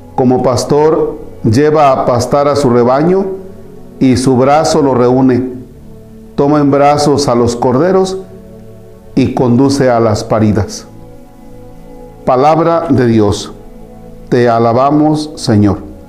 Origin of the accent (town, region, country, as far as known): Mexico